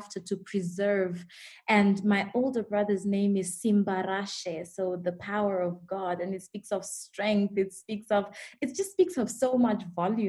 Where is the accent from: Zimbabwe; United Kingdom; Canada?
Zimbabwe; born and raised in Zimbabwe